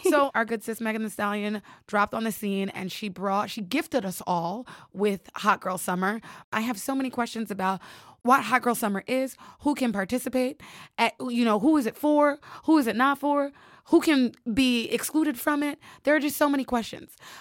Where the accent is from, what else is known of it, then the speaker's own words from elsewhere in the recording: New York, United States; also born or lived in Georgia; I am a New York girl with a splash of Georgia peach